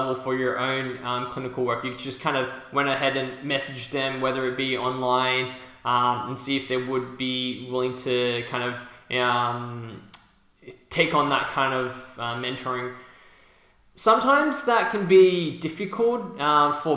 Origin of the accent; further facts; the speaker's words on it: Sydney, New South Wales, Australia; I'm from Sydney